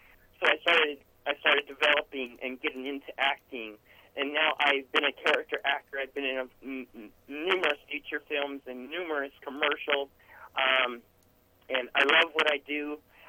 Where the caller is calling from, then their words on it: Northern California, United States; I'm calling from Northern California